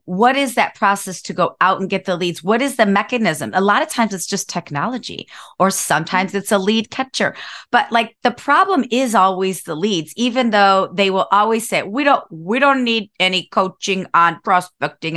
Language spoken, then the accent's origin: English; Cleveland, Ohio, United States; moved away as an adult; now in San Diego, United States; I grew up in Cleveland, Ohio